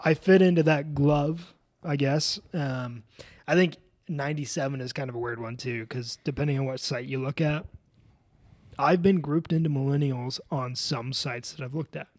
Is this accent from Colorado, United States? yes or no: yes; Colorado, United States; I'm from Colorado